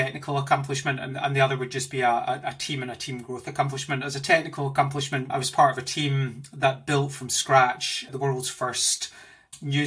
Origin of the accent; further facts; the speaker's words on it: Glasgow, Scotland, United Kingdom; moved away as an adult; also born or lived in Australia / Indonesia / Germany; now in London, United Kingdom; You can probably hear from my accent that I'm not originally from here. I'm from Glasgow